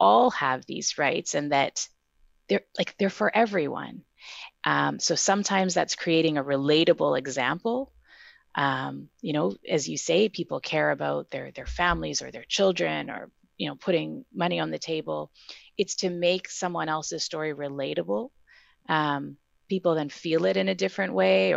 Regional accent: Winnipeg, Manitoba, Canada; I've lived elsewhere, but I'm from Winnipeg and I'm back in Winnipeg and have been for a long time.

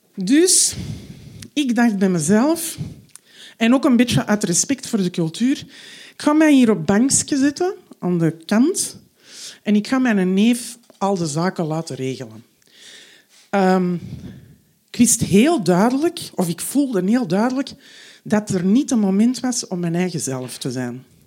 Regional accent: Antwerp, Flanders, Belgium; Ik ben half Marokkaans, maar zo Belgisch, of beter gezegd zo Antwerps als maar zijn kan

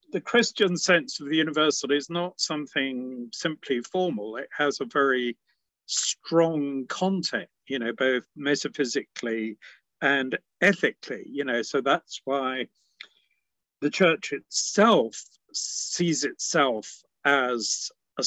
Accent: England, United Kingdom; my dad was English and I was brought up in England. But my mother was Scottish

